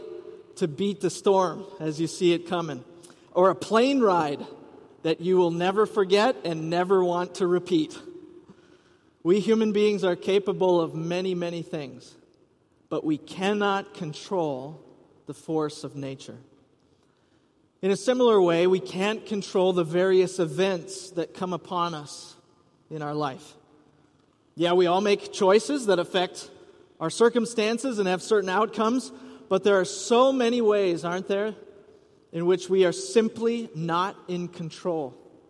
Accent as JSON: {"language": "English", "town": "Rice Lake", "region": "Wisconsin", "country": "United States", "tie": "born or raised there", "said": "growing up in Rice Lake, Wisconsin"}